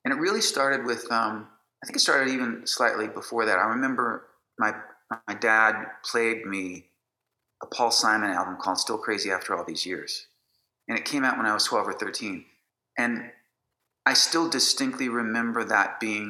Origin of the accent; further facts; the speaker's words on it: Chicago, Illinois, United States; I was born in the city of Chicago and raised in a suburb, a northern suburb